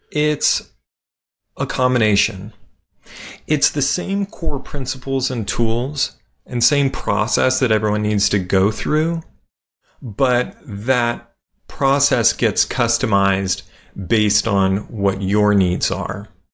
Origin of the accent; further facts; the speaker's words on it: Las Vegas, Nevada, United States; I grew up in Las Vegas